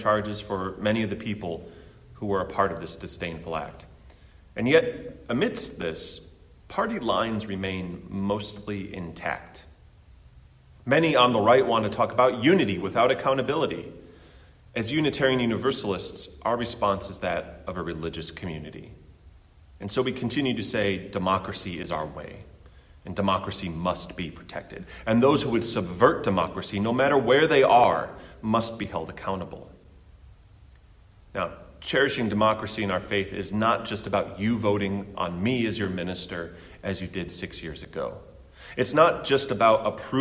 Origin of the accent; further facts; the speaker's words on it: Chicago, Illinois, United States; so many places in my hometown, suburban or otherwise